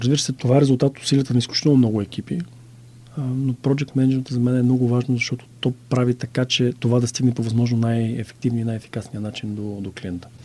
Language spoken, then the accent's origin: Bulgarian; Bulgaria; moved away as an adult; also born or lived in Netherlands; съм от България